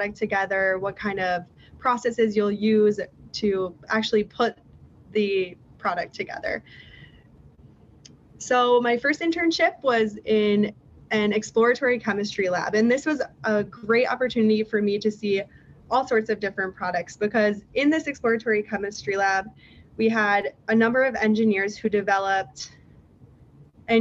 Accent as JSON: {"language": "English", "town": "Minneapolis", "region": "Minnesota", "country": "United States", "tie": "born or raised there", "said": "I grew up in Minneapolis"}